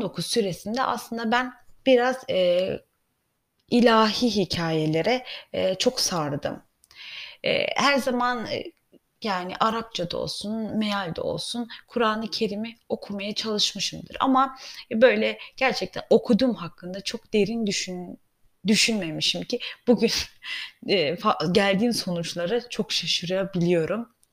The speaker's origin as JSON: {"language": "Turkish", "country": "Germany", "tie": "born or raised there", "said": "Ben de Almanya'da yetiştiğim için"}